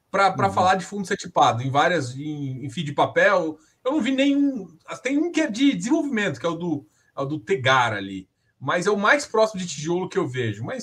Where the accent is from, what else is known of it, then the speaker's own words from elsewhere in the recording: Goiás, Brazil; goiano gosta de pegar na mão quando fazer negócio então, assim, eu, eu sou goiano.